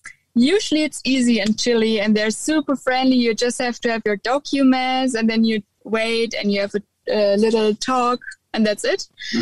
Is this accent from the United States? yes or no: no; Germany; I'm just from Germany.